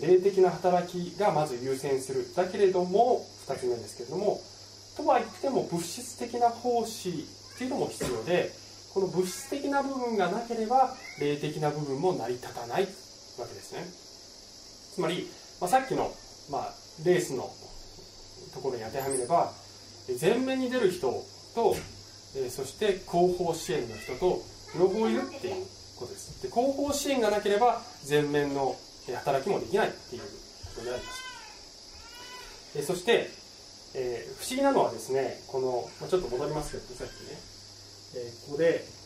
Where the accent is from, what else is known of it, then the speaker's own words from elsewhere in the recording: Japan; 私は日本 では結構伝統的な教会で育った